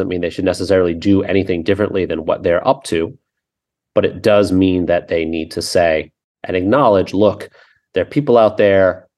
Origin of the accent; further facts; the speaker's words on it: United States; as American